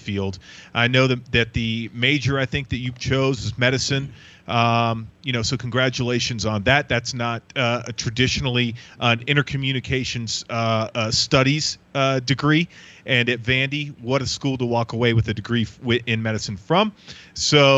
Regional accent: Florida, United States; I'm from Florida

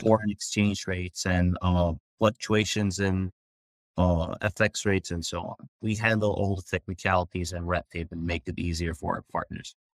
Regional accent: Turkey; moved away; I grew up in Turkey

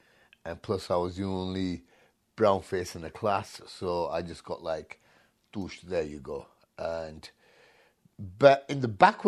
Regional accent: Hitchin, East of England, United Kingdom; first language Punjabi; English is a second language; Hitchin, Hertfordshire.

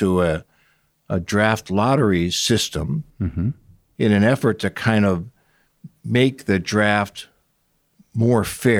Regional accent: Cleveland, Ohio, United States; also born or lived in Portland, United States / Chicago, United States / Atlanta, United States; I was born in Portland, Oregon. We moved to Cleveland, Chicago, Cleveland, Atlanta, Cleveland in the early 1960s. Cleveland is mostly where I grew up.

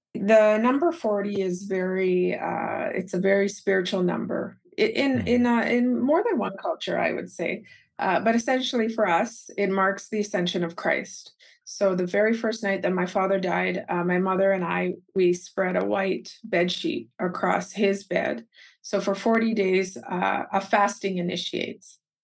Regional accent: Calgary, Alberta, Canada; I was born and raised in Calgary, Alberta, Canada, and both of my parents are native Keralites from Kerala, India

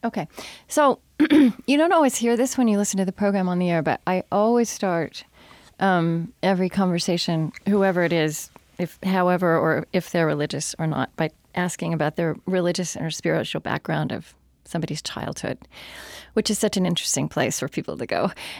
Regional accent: Oklahoma, United States; moved away; I grew up not in West Texas, but in central Oklahoma.

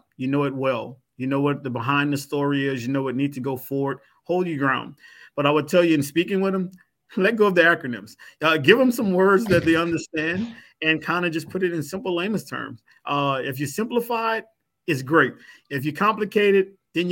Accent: Louisiana, United States; I'm from Louisiana

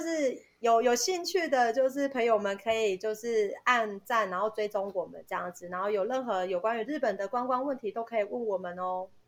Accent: Taiwan; 我们是台湾人

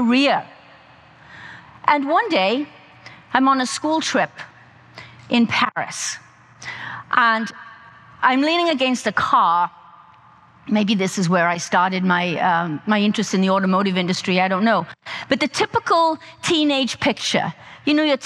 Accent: South Wales, United Kingdom; I grew up on a small farm in South Wales.

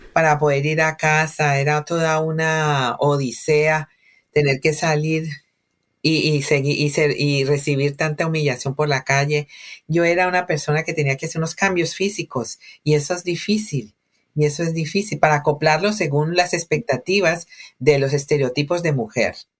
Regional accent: Cali, Valle del Cauca, Colombia; moved away as an adult; buses de transporte urbano de Cali, que son buses típicos de mi ciudad en los años 90

